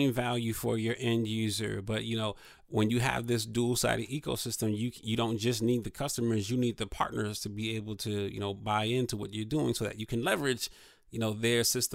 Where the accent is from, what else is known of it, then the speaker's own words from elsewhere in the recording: Toledo, Ohio, United States; Born and raised in Toledo.